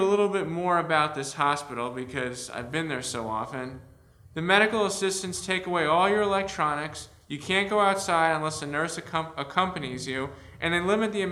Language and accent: English; Avon, Connecticut, United States; also born or lived in Rochester, New York / East Lansing, Michigan; I'm from Avon, Connecticut